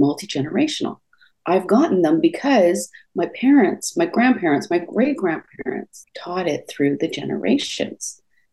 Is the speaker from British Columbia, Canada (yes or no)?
yes; Enderby, British Columbia, Canada; I grew up in Western Canada.